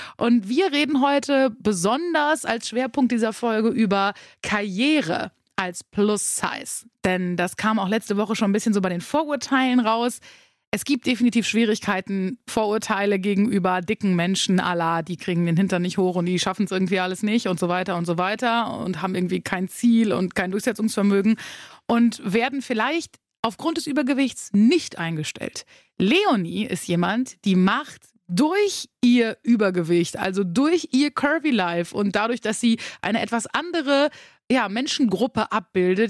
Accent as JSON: {"language": "German", "area": "Münsterland", "region": "North Rhine-Westphalia", "country": "Germany", "said": "Wir kommen ja beide aus dem Münsterland"}